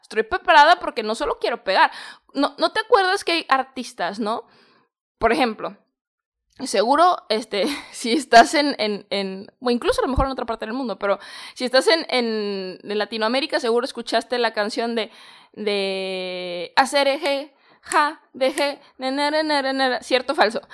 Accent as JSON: {"language": "Spanish", "country": "Mexico", "moved": "as an adult", "said": "salí de mi país, yo soy de México"}